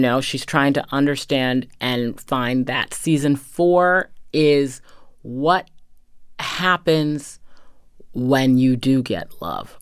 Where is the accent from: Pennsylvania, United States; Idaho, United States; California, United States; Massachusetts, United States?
Massachusetts, United States; Medfield; I grew up in a very traditional, um, New England town